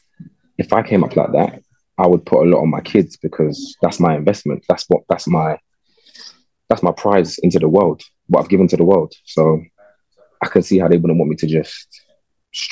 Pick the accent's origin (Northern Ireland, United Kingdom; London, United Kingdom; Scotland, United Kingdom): London, United Kingdom; Growing up in London is a big privilege, I think, because you kind of get exposed to life in a way a lot of people don't.